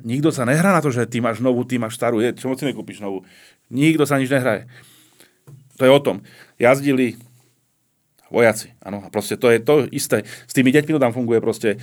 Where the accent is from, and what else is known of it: Slovakia